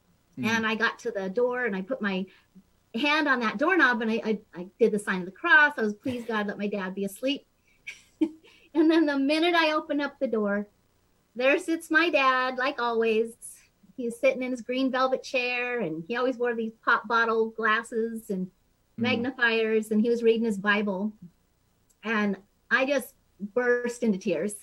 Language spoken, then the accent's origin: English; Billings, Montana, United States; I was raised in Billings, Montana, so we have quite different accents, you